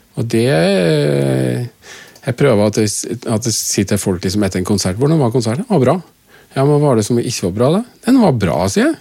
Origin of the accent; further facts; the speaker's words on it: Kristiansund, Møre og Romsdal, Norway; moved away as an adult; jeg kommer fra Kristiansund og gikk på til og med gymnas